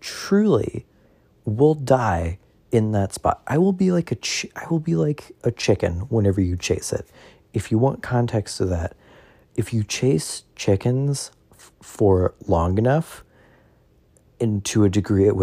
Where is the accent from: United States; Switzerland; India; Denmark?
United States; the South; I'm from the South.